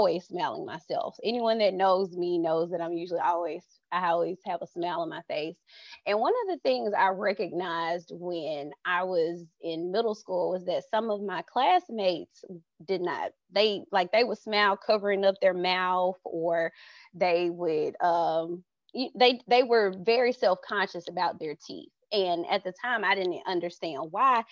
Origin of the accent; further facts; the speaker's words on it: Birmingham, Alabama, United States; I am from Birmingham, Alabama